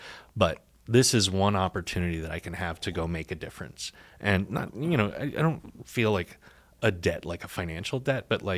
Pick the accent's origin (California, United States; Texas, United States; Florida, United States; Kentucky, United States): Texas, United States; I'm sure you can tell I'm not a Republican, but I am Texan and I grew mm-hmm. up here, so I can slip on and off my accent like a comfy jacket.